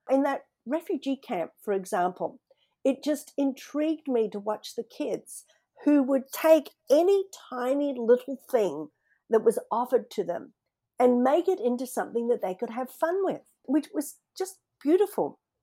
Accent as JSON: {"language": "English", "town": "Sydney", "region": "New South Wales", "country": "Australia", "tie": "born or raised there", "moved": "as an adult", "lives_now": "Seattle, United States", "said": "Growing up in Australia, you know, where in Sydney there's no snow"}